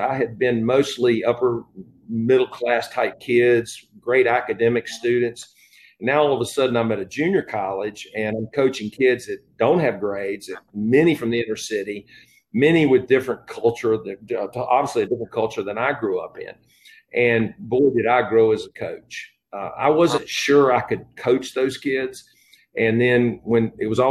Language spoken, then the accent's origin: English; High Point, North Carolina, United States; moved away as an adult; I'm from High Point